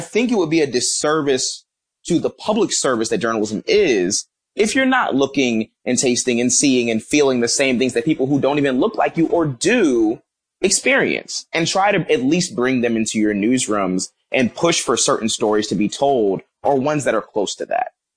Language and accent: English; Philadelphia, Pennsylvania, United States; I'm from Philadelphia, uh, North Philly.